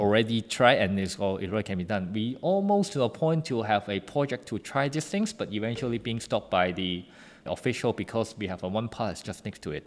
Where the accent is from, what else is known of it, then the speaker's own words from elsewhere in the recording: Hong Kong; I come from Hong Kong and then, uh, it's a very good international city